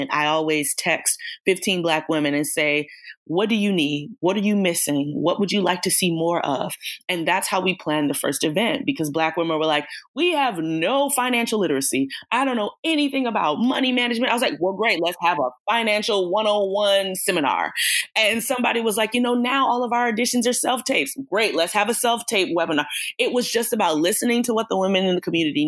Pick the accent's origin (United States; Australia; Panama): United States; Atlanta, Georgia; I'm born and raised in Atlanta, Georgia